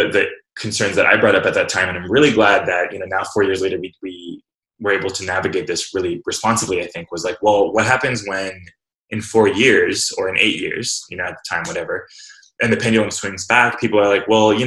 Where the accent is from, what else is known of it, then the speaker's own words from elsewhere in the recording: Fresno, California, United States; I was born and raised in Fresno, California